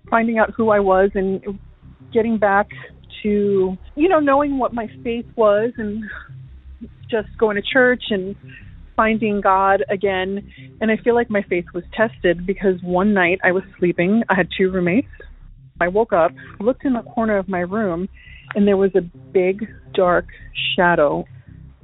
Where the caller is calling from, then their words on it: Florida, United States; I'm calling from Florida